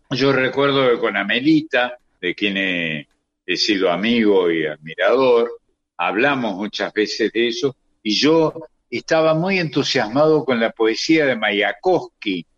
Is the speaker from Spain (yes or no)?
no; Córdoba, Argentina; he nacido y he crecido en un lugar de la Argentina donde el tango era fundamental la provincia de Córdoba